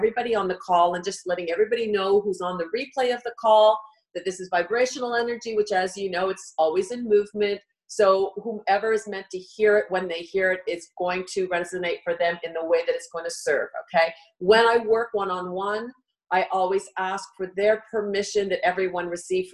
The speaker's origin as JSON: {"language": "English", "country": "Canada", "said": "we're Canadian"}